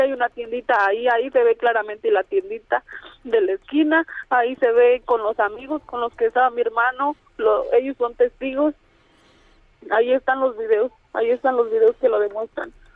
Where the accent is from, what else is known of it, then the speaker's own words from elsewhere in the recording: a small ranch near Yuriria, Guanajuato, Mexico; yo soy de, de Loma de cuál es un ranchito, un ranchito cerca de Yuridia